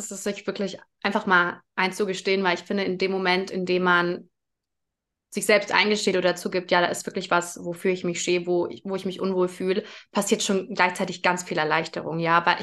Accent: Germany; Ich bin in Deutschland geboren.

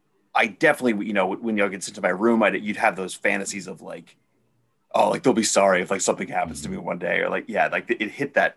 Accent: Midwest, United States; growing up in the Midwest

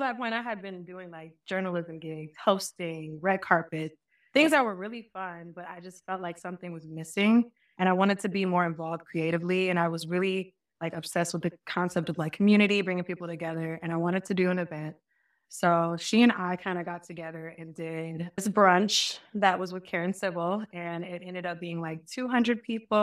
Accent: Marietta, Georgia, United States; also born or lived in Albany, Georgia; I used to be, like, Marietta, Cobb County

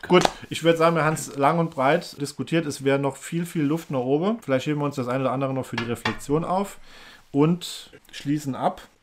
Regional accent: Germany; ich fühle mich auch als Deutscher.

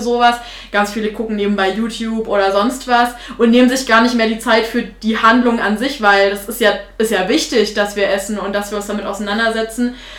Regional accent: Thuringia, Germany; Ich bin Thüringerin

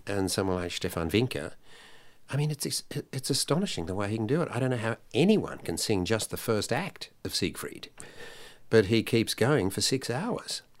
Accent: Sydney, New South Wales, Australia; also born or lived in Italy; I sang at a Sunday school anniversary for the, uh, Salvation Army in, uh, North Sydney.

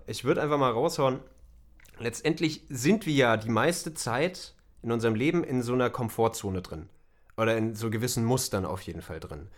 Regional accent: Germany; wir als, als Deutsche

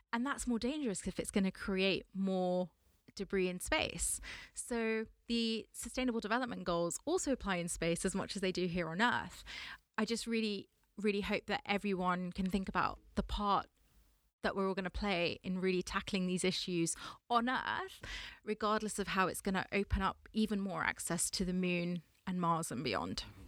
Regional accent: London, United Kingdom; I am a Londoner, born and raised from Southwest London

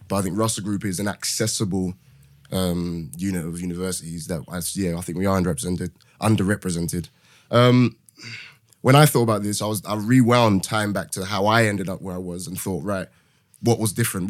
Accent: London, United Kingdom; moved away as an adult; now in Manchester, United Kingdom; born and raised in London, currently living in Manchester

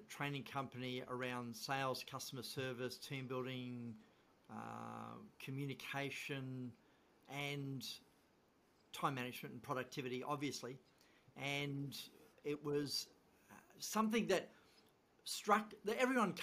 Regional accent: Tasmania, Australia; moved away as an adult; also born or lived in Sydney, Australia; now in Victoria, Australia; I am from Tasmania

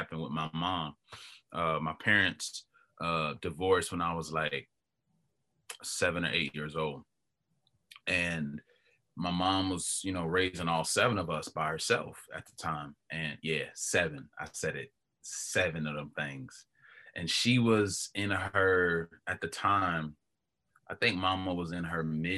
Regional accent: Knoxville, Tennessee, United States; also born or lived in Polk County, Florida; I was born in Florida. And somewhat raised in Florida, but the bulk of my life I've been in Knoxville.

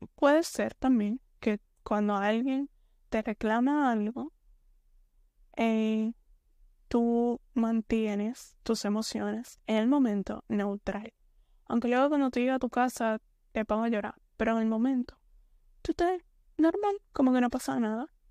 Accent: Dominican Republic; soy de la República Dominicana. entonces soy dominicana.

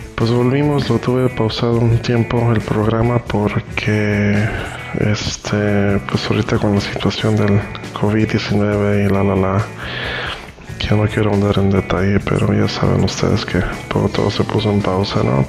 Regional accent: Tijuana, Baja California, Mexico; also born or lived in Costa Rica; nací en Costa Rica de padres nicaragüenses pero pues a muy temprana edad nos venimos a Tijuana a vivir

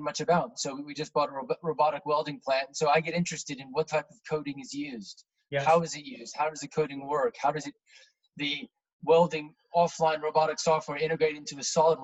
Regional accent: Indianapolis, Indiana, United States; moved away as an adult; also born or lived in New York City; now in United Kingdom; I grew up in Indiana, sort of middle America, the Midwest, yeah. About 3 hours south of Chicago. That was the biggest city near where I grew up. And the city I grew up in was about 1 million people, but very spread out. So it wouldn't feel like a 1 million person city if you went to visit it, in a place called Indianapolis.

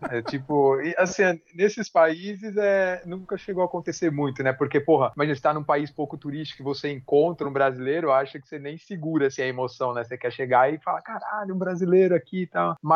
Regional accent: Brazil; Tomara que esses caras não saibam que eu sou brasileiro.

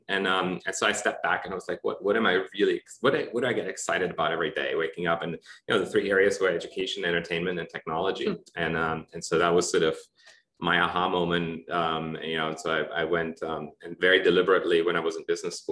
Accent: Germany; moved away; I'm from Germany originally.

